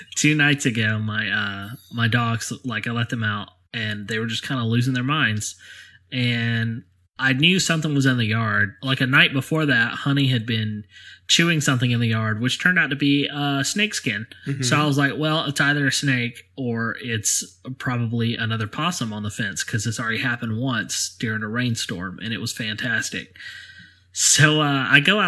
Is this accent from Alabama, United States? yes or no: yes; Alabama, United States; accent: southern